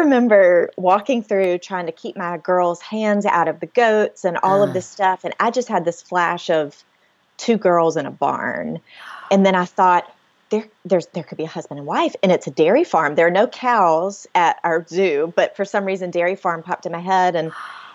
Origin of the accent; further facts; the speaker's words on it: Mobile, Alabama, United States; now in Homewood, United States; I'm from Mobile, which is way down, you know, on the water. So hurricanes are a regular part of life